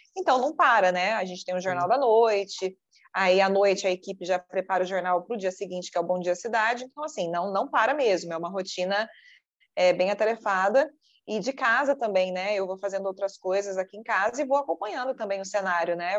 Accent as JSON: {"language": "Portuguese", "town": "Poços de Caldas", "region": "Minas Gerais", "country": "Brazil", "also_born_or_lived": "Campinas", "moved": "as an adult", "said": "Eu sou de Poços de Caldas, Minas Gerais"}